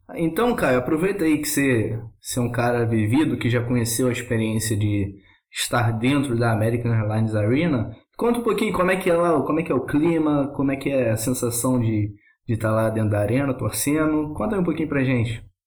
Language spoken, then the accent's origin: Portuguese; Rio de Janeiro, Brazil; accent: carioca; vou perder meu sotaque carioca